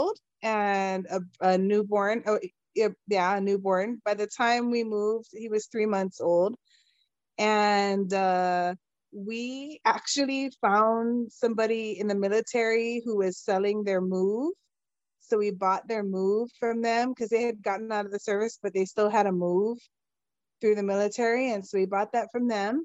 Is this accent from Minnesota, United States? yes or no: no; Kaneohe, Hawaii, United States; moved away as an adult; now in Gilbert, Arizona, United States; I am born and bred in Kaneohe on Oahu